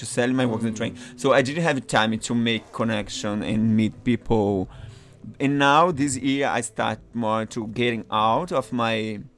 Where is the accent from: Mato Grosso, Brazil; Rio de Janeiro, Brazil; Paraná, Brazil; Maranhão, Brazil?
Maranhão, Brazil; English is a second language; also born or lived in São Paulo; now in New York, United States; I'm from Maranhão, but I came from São Paulo. I used to live in São Paulo.